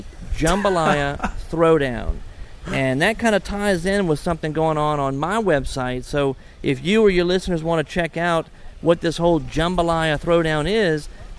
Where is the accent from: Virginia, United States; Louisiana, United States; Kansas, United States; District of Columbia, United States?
Louisiana, United States; I'm from Louisiana